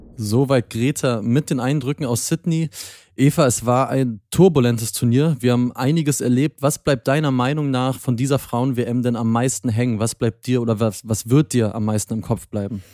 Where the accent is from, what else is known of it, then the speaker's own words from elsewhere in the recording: Berlin, Germany; als Berliner